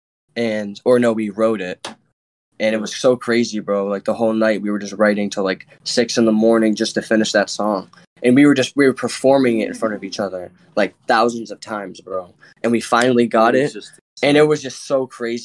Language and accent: English; Rochester, New York, United States; I'm from Rochester, too